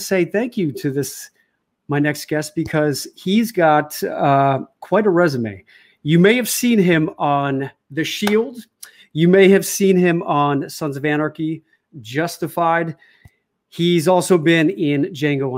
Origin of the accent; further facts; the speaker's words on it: outside of Chicago, Illinois, United States; moved away as an adult; also born or lived in New York; growing up outside of Chicago